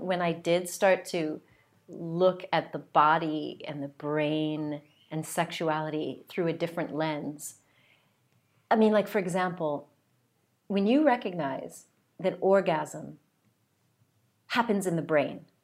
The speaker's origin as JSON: {"language": "English", "country": "United States", "also_born_or_lived": "south of France", "moved": "yes", "lives_now": "France", "said": "I'm from the United States"}